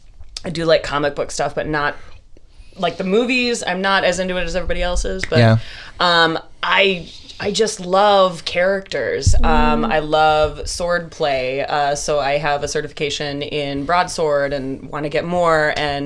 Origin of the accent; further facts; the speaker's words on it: Midwest, United States; we're from the Midwest